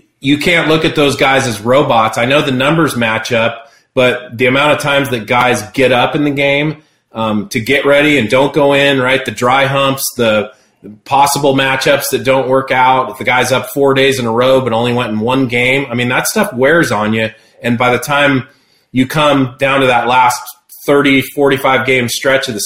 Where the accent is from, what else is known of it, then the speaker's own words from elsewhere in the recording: Seattle, Washington, United States; Seattle, I was a kid. You know, growing up there, I was a Mariners fan and a Braves fan